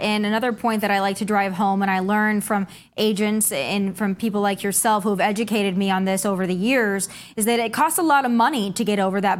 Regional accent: United States; as an American, it pisses me off.

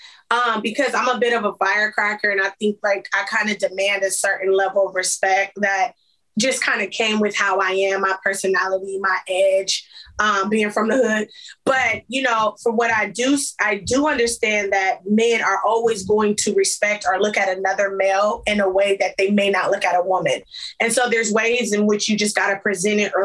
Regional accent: Compton, California, United States; I'm from Compton

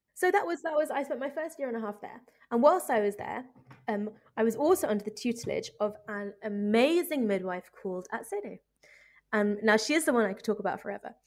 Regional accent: United Kingdom; moved away as an adult; now in Ethiopia; as a British midwife

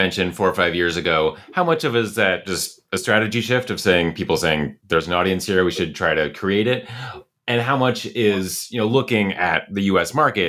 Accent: California, United States; Yeah, I am a Californian

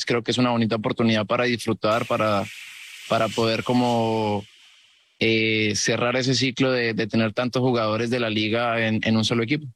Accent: Mexico; moved away; Está un poquito como, como surrealista también ser mexicano, jugar contra la Liga Mexicana, representando la Liga este, eh, Americana aquí siendo mexicano

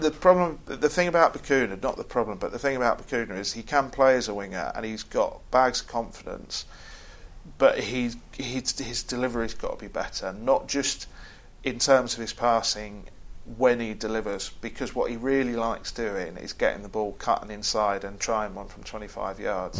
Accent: England, United Kingdom; we, as English football crowds

